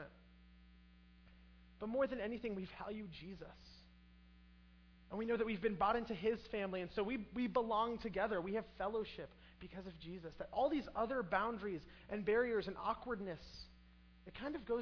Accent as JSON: {"language": "English", "country": "United States", "tie": "born or raised there", "also_born_or_lived": "Brazil", "said": "I grow up in American culture"}